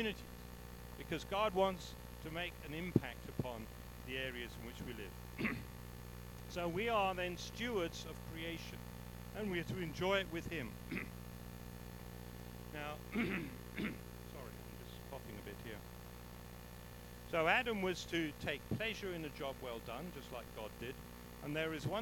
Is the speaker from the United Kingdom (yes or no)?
yes; England, United Kingdom; now in South Africa; I'm English